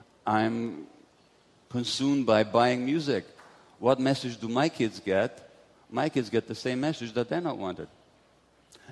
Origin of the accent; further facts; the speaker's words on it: Budapest, Hungary; I was born in Budapest, Hungary in 1944 to Jewish parents